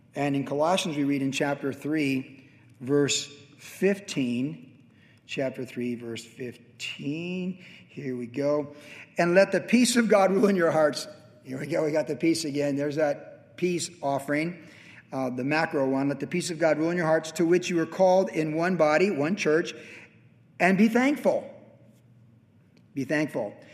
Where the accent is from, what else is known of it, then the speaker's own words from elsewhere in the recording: Carlsbad, California, United States; my hometown of Carlsbad